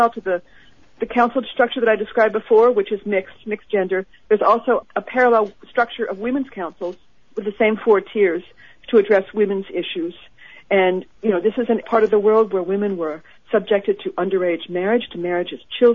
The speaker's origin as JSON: {"language": "English", "country": "United States", "said": "I'm an American"}